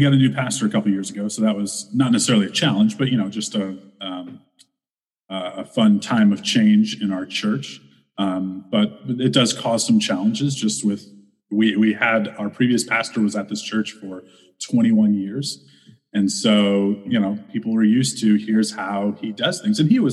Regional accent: St. Louis, Missouri, United States; also born or lived in Fort Worth, Texas; I grew up in St. Louis

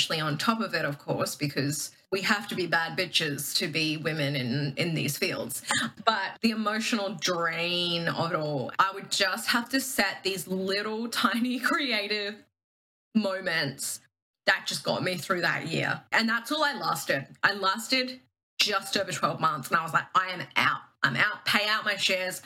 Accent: Queensland, Australia; I live in Queensland. I always compare Melbourne sort of like Australia's like New York-esque vibes. Queensland is like California, maybe on a good day, Florida on a not so good day. I'm from Queensland.

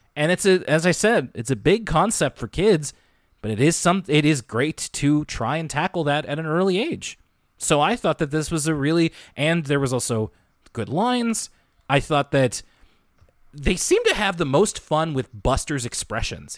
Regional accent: Canada; us as Canadian kids growing up in the nineties and two thousands

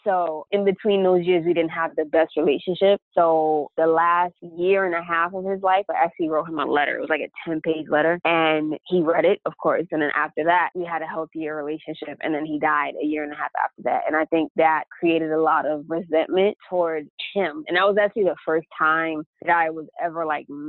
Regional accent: New York City, New York, United States; I was born and raised in the Bronx

